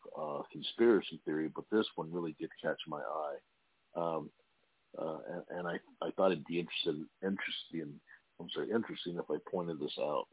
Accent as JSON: {"language": "English", "town": "Imperial Beach", "region": "California", "country": "United States", "said": "I'm actually from Imperial Beach, California"}